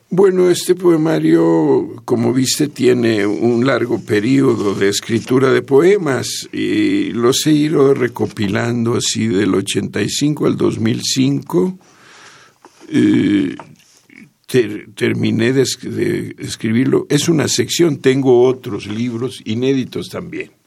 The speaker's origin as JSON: {"language": "Spanish", "town": "Jalpa de Méndez", "region": "Tabasco", "country": "Mexico", "tie": "born or raised there", "also_born_or_lived": "Villahermosa", "moved": "as an adult", "lives_now": "Mexico City, Mexico", "said": "estuve en Jalpa hasta los 13 años. Después me fui a Villahermosa, estuve, que será unos 5 años en Villahermosa, y luego me vine a la Ciudad de México"}